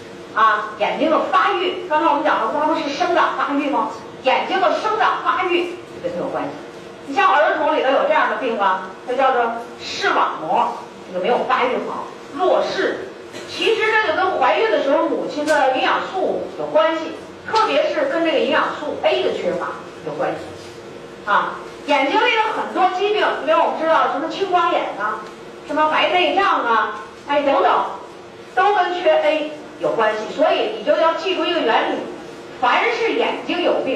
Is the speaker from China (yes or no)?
yes; China; 我们中国人的龋齿发生率在两千年以后的统计是百分之七十八点多